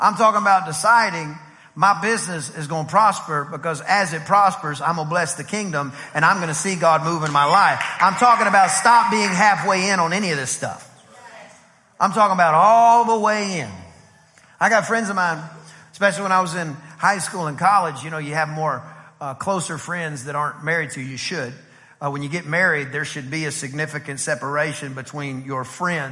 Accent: East Texas, United States; I'm from East Texas

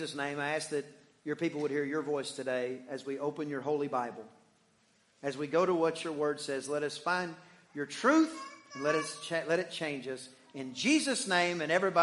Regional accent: Deep East Texas, United States; I am from Deep East Texas, where there are more pine trees than people

